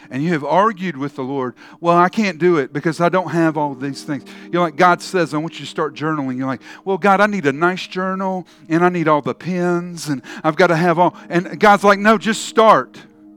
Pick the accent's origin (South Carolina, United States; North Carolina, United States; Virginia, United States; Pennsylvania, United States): South Carolina, United States; Charleston; I grew up in Charleston, South Carolina